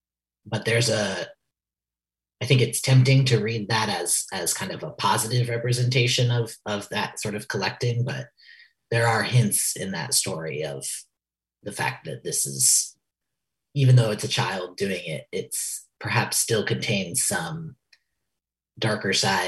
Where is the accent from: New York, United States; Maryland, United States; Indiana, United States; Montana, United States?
New York, United States; that story taking place in kind of a facsimile of my hometown in a very rural part of upstate New York